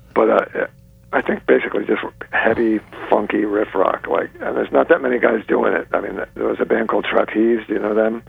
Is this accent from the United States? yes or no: yes; New York, United States; also born or lived in South Carolina; I say I'm from New York. That's where I was brought up